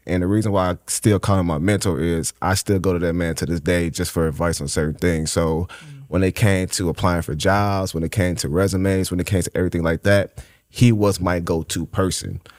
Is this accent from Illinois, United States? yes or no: yes; Chicago, Illinois, United States; born and raised in Inglewood